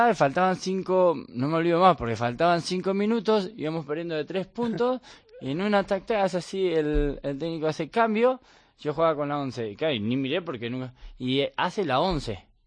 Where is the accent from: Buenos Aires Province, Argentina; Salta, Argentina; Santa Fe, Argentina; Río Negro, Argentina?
Buenos Aires Province, Argentina; Bahía Blanca; moved away as an adult; now in Spain; yo soy de Bahía Blanca, que a 700 kilómetros de Buenos Aires